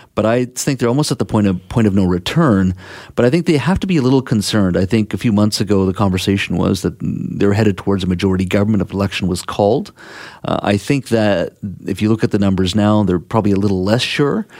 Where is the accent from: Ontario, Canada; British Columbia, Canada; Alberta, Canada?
British Columbia, Canada; Williams Lake; my hometown of Williams Lake